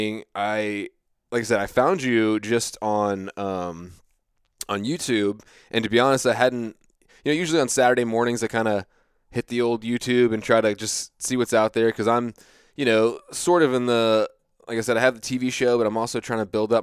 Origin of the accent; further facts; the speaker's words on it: United States; I grew up in the Chesapeake Bay